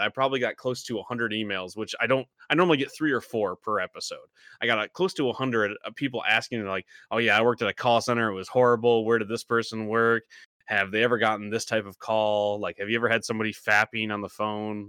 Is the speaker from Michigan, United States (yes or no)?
yes; Michigan, United States; moved away; We grew up in the middle of nowhere, Michigan.